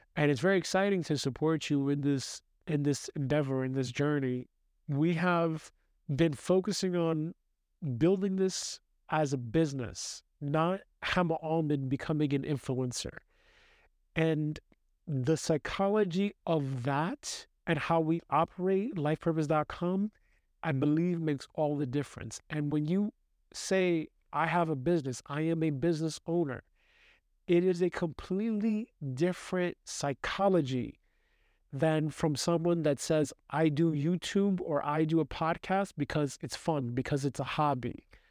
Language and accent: English; New York City, New York, United States; I grew up in the United States from New York City